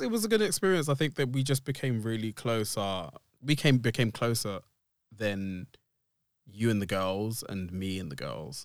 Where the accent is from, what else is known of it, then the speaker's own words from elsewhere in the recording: Essex, East of England, United Kingdom; I am a cis black male from the depths of Essex.